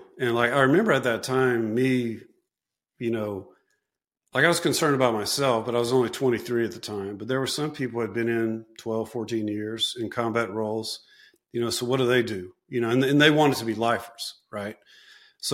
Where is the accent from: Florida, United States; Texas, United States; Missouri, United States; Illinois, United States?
Illinois, United States; Chicago; It's like, man, I'm from Chicago, you know?